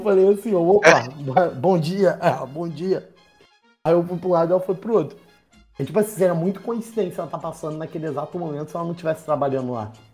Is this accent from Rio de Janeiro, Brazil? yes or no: yes; Baixada Fluminense, Rio de Janeiro, Brazil; eu sou da Baixada